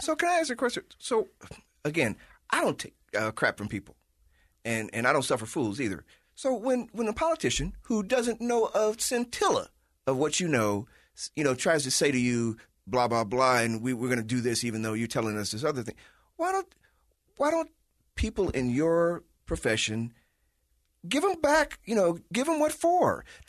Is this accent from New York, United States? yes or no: no; Chicago, Illinois, United States; moved away; I'm from Chicago